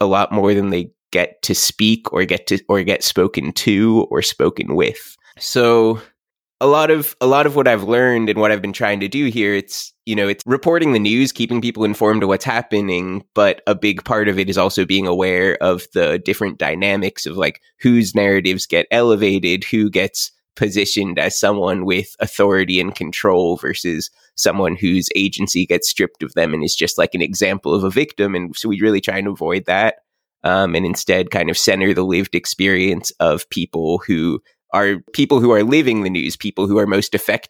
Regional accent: Morgantown, West Virginia, United States; moved away as an adult; also born or lived in Rhode Island; now in Kentucky, United States; I grew up in Morgantown, West Virginia. I moved up to Rhode Island to Brown, studied linguistics there.

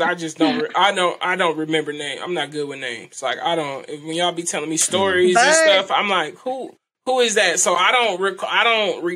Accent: California, United States; I'm from California

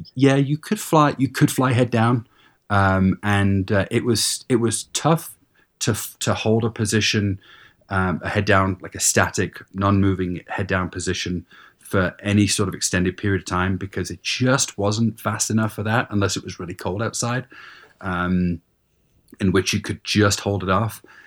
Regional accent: England, United Kingdom; moved away; I grew up in England

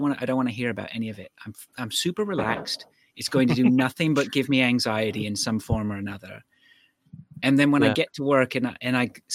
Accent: Canada

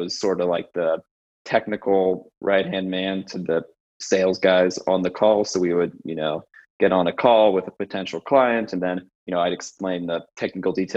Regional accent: San Francisco, California, United States; moved away as an adult; also born or lived in New York City; I grew up in San Francisco

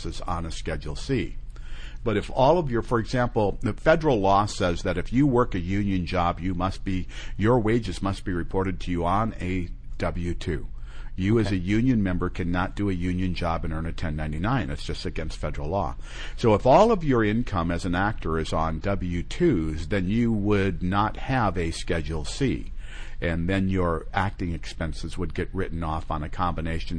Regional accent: Minnesota, United States; also born or lived in San Diego, California; now in California, United States; I was born in San Diego, mm-hmm. but I was raised in Minnesota

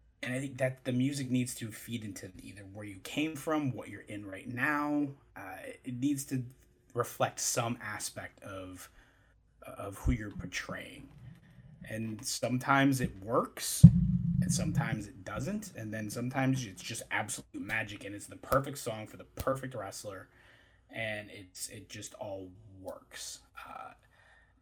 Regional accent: Michigan, United States; I'm from Michigan

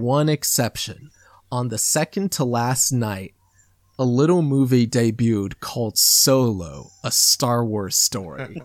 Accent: Midwest, United States; accent: American; I grew up in the Midwest

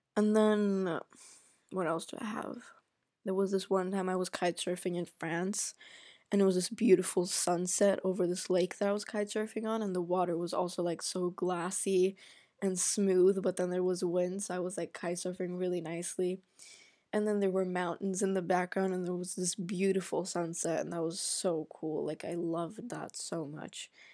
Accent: Egypt; also born or lived in Sweden; now in Germany; I grew up in Egypt

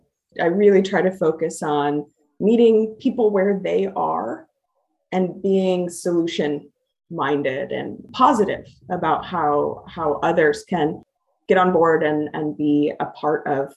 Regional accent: Midwest, United States; You know, I come from the Midwest, and service to community and service to others have just been tenets of how I have grown up.

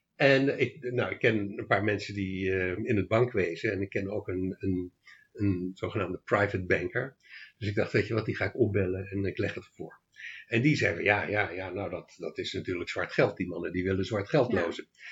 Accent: Leiden, South Holland, Netherlands; born or raised there; moved away as an adult; also born or lived in Australia / Amsterdam / The Hague; now in Achterhoek, Netherlands

